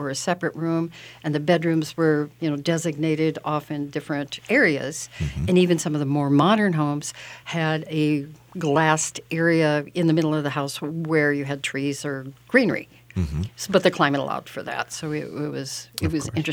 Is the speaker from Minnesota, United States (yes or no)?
no; New York, United States; moved away; also born or lived in Peru; as a New Yorker